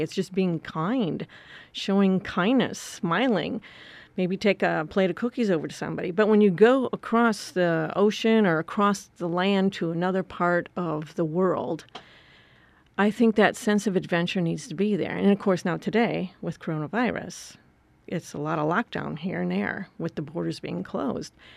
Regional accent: Wisconsin, United States; moved away; I grew up in Wisconsin on a farm

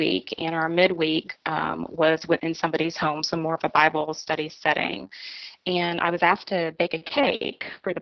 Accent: Tampa, Florida, United States; now in Franklin, United States; I was raised in Tampa, Florida, and I was the only girl of 5 children.

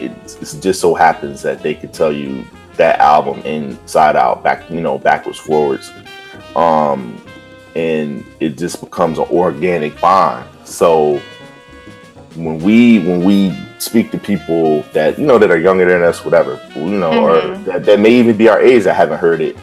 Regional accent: Virginia, United States; also born or lived in Philadelphia; So I'm from Virginia.

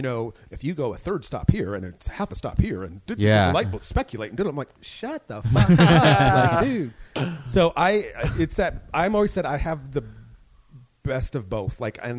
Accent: San Jose, California, United States; San Jose, California.

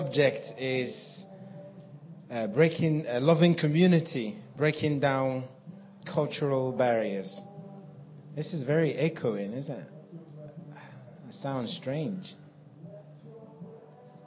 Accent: Nigeria; moved away as an adult; also born or lived in Cameroon / Ivory Coast / Kenya / South Africa; now in Norway; I was born in Nigeria and I grew up there.

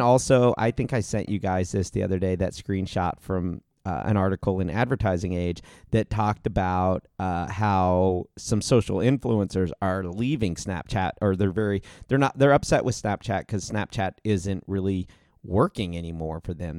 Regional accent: Ohio, United States; moved away; also born or lived in Arizona; I grew up in Ohio

